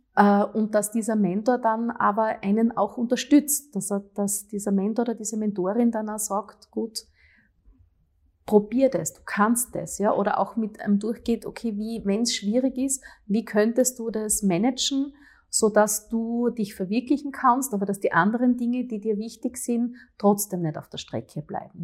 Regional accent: Graz, Styria, Austria; die Stadt, die unsere Heimat ist

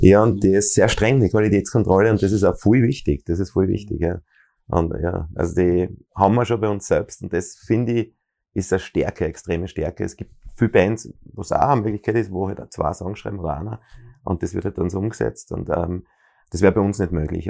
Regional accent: Bruck an der Mur, Styria, Austria; now in Graz, Austria; ich bin in Bruck an der Mur geboren

